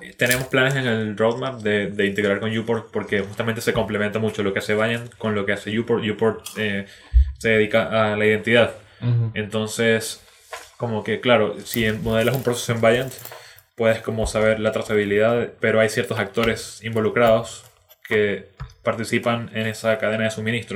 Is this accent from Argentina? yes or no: no; Venezuela; moved away as an adult; now in Chile; yo soy originalmente de Venezuela, llevo ya seis años viviendo en Chile